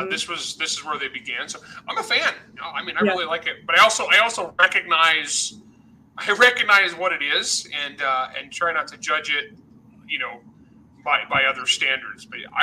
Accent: El Nido, California, United States; El Nido, California, or El Nido, depending on who you ask. And it's middle of nowhere, San Joaquin Valley. That's where I grew up.

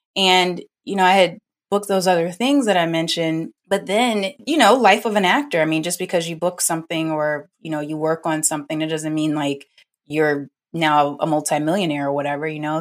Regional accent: New Orleans, Louisiana, United States; moved away as an adult; also born or lived in North Carolina; now in Los Angeles, United States; I'm originally from New Orleans and went to New Orleans Center for Creative Arts

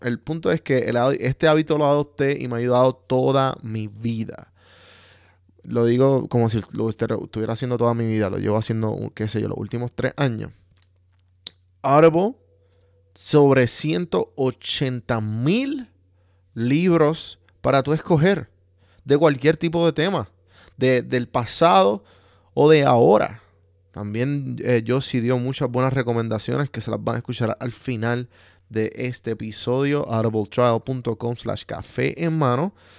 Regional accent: Puerto Rico; moved away; estoy fuera de Puerto Rico y cada vez que me doy un café de mi tierra borincana

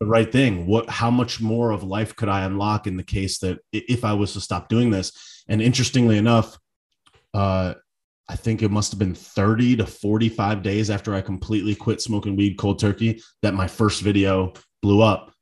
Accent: Connecticut, United States; now in South Florida, United States; I'm from Connecticut.

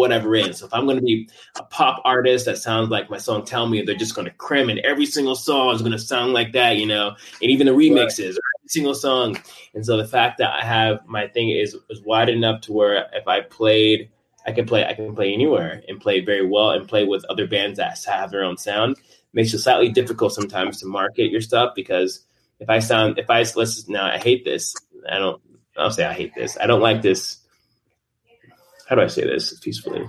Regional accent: Tucson, Arizona, United States

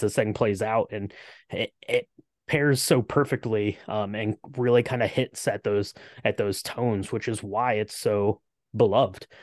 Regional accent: Ohio, United States; I'm from, I'm from the Midwest. I'm from Ohio.

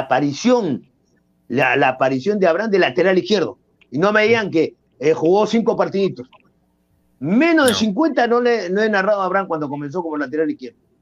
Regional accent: Peru; soy peruano

